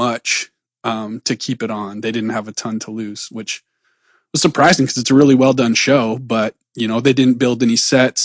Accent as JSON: {"language": "English", "town": "Platte", "region": "South Dakota", "country": "United States", "tie": "born or raised there"}